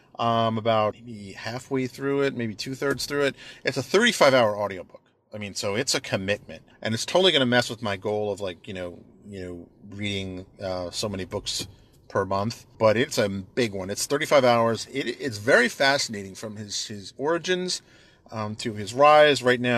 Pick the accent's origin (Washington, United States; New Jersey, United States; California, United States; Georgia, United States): New Jersey, United States; Bayonne; also born or lived in New York City; I grew up in and around New York City and Bayonne, actually. Spent much of my formative years in Bayonne, New Jersey, which was essentially a resort kind of shore town, if you will.